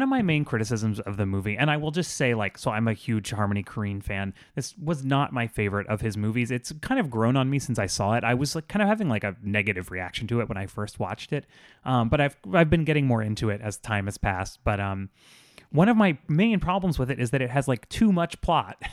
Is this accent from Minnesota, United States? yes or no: no; South Florida, United States; I grew up in South Florida